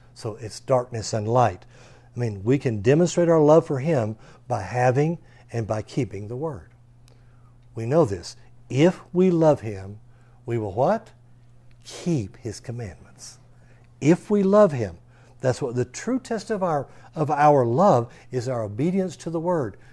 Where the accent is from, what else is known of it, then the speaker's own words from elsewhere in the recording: Texas, United States; we're an American, or especially because we're a Texan.